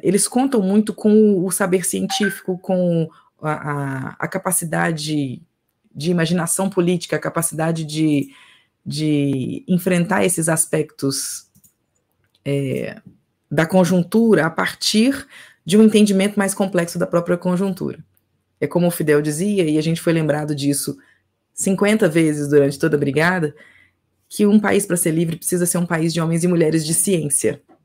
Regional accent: Minas Gerais, Brazil; Eu sou do Brasil, de Minas Gerais que fica no Brasil.

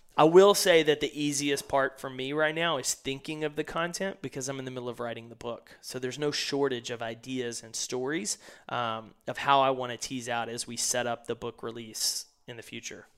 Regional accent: East Texas, United States; growing up in East Texas

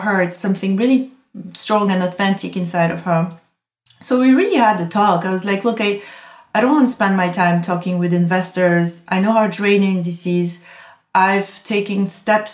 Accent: Corsica, France; now in London, United Kingdom; I come from Corsica. It's one of the most beautiful places in the world

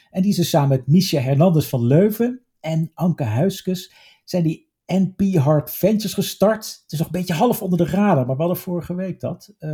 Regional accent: Limburg, Netherlands; ik ben getogen in Limburg niet geboren.

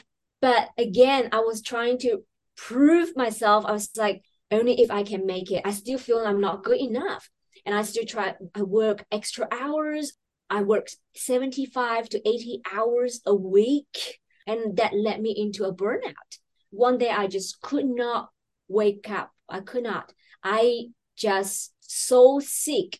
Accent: China; moved away as an adult; now in Sydney, Australia; I was born and raised in China in a very small town

